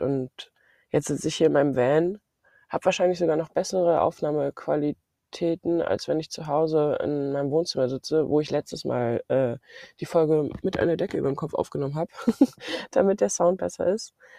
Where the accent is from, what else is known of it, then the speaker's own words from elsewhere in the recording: Mecklenburg-Vorpommern, Germany; ich komme aus Mecklenburg-Vorpommern